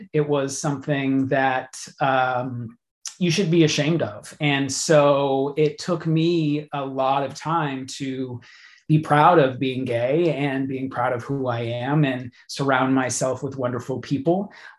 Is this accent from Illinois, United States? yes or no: no; Massachusetts, United States; In Massachusetts.